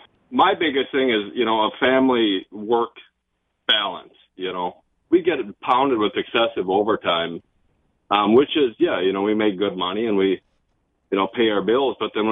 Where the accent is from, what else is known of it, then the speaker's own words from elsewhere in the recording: Minnesota, United States; I'm from Minnesota